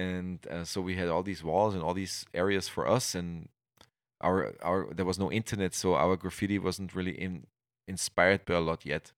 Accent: Austria; English is a second language; in the small town, I grew up here in Austria

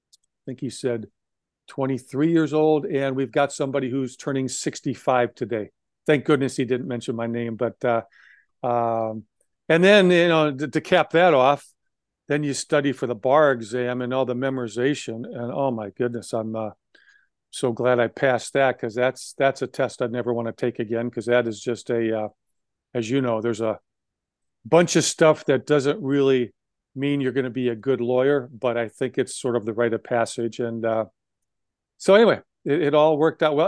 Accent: Wisconsin, United States; I grew up in Wisconsin

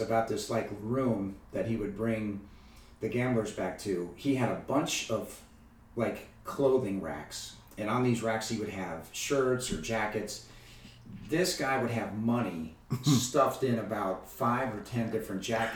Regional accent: Cincinnati, Ohio, United States; I grew up in Cincinnati

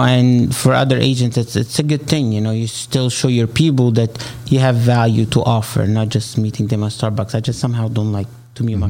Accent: Egypt; accent: Arabic; English is a second language; moved away as an adult; now in United States; I'm originally from Egypt

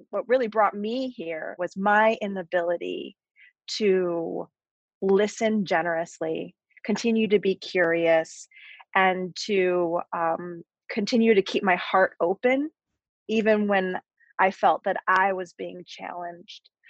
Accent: Barrington, Illinois, United States; moved away as an adult; also born or lived in Chicago; Claire, like myself, grew up in Barrington

